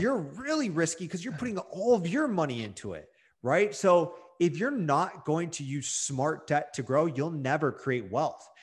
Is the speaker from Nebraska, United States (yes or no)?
no; Detroit, Michigan, United States; I'm from Detroit, Michigan